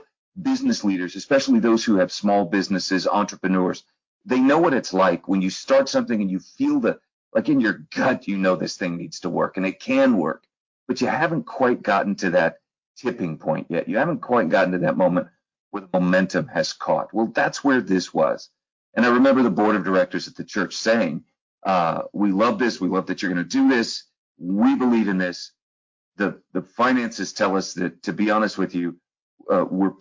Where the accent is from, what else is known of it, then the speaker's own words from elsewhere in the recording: St. Louis, Missouri, United States; also born or lived in Troy, Illinois / Texas; I grew up in the St. Louis area